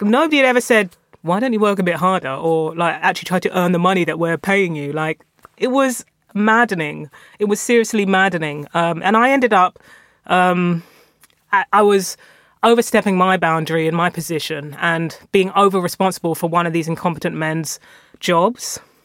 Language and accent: English; London, United Kingdom; also born or lived in North West England; I'm a Londoner through and through. I moved around London um, throughout my formative years. I was born in East London